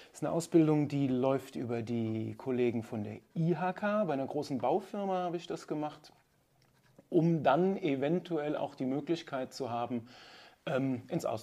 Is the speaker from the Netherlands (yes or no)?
no; Nigeria; ich bin in Nigeria aufgewachsen. Meine Eltern sind mit mir, als ich zwei Jahre alt war, nach Nigeria gegangen.